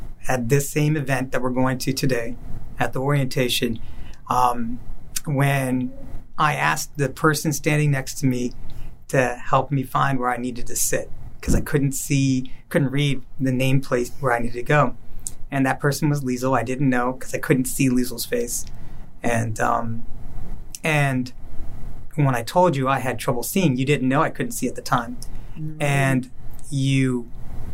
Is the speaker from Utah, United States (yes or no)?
no; Cary, North Carolina, United States; moved away; also born or lived in Washington, District of Columbia, United States; was living in my hometown of Cary, North Carolina, the same place I ran away from 13 years earlier